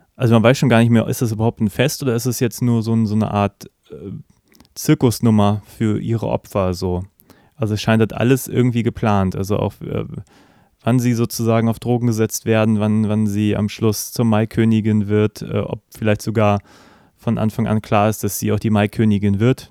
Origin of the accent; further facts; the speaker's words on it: Germany; als Deutscher